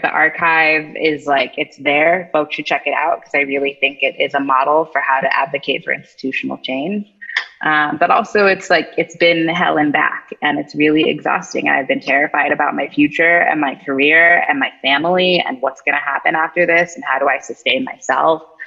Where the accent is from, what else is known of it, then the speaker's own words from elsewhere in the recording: East Coast, United States; moved away; I'm originally from the East Coast